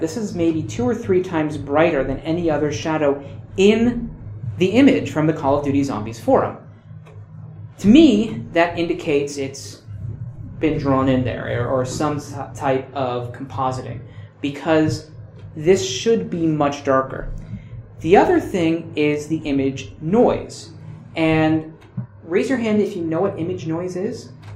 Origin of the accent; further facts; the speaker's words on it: United States; I'm American